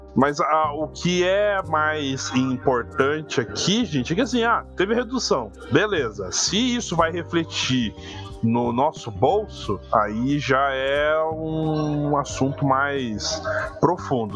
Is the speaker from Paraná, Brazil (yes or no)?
yes; Paraná, Brazil; eu sou do Paraná